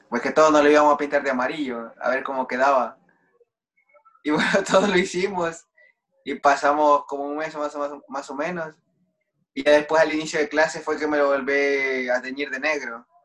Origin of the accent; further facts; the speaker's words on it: Oviedo, Asturias, Spain; moved away as an adult; now in Mexico; No, salí de España para México, pero yo salí de Oviedo a Madrid